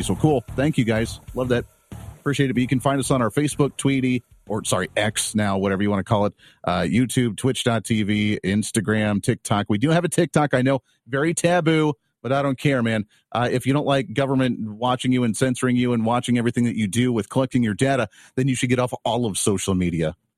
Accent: Colorado, United States; now in Kansas, United States; I grew up in Colorado.

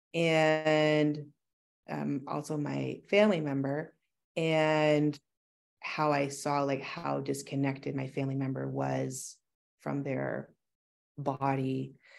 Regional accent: Kincardine, Ontario, Canada; moved away as an adult; also born or lived in Toronto; I started a small business in my hometown, Kincardine

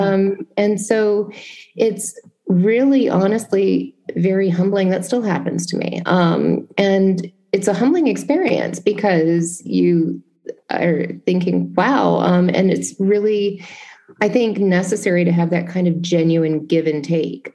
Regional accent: Memphis, Tennessee, United States; moved away; my hometown of Memphis

